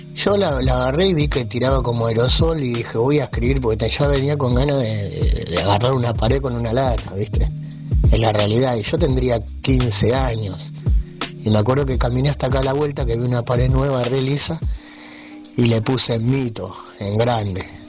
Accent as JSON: {"language": "Spanish", "area": "Burzaco / Claypole", "region": "Buenos Aires", "country": "Argentina", "tie": "born or raised there", "said": "yo me quería acá en Bursaco, en el barrio de Las Rosas, de ahí nos fuimos al barrio de Noriones, yo te hablo de chico, ¿no? A los 3, 4 años. Empecé la escuela ahí, en Claypole"}